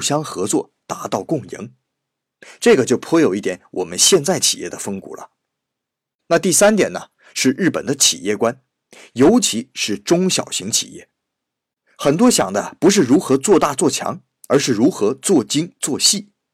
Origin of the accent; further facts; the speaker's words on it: China; 按照我们中国人的想法